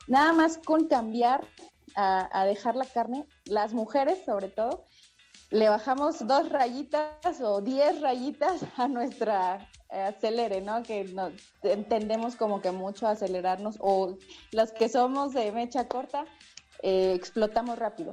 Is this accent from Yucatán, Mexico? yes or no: no; Veracruz, Mexico; moved away as an adult; now in Mexico City, Mexico; yo que soy veracruzana, pues estudié ahí en, la Universidad Veracruzana